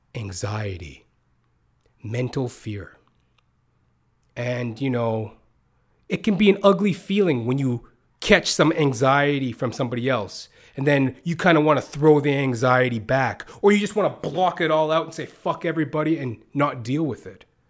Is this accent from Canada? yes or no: yes; Canada; also born or lived in United States; I've pretty much came up as poor as you can in North America via Canada, U S, as I am a Canadian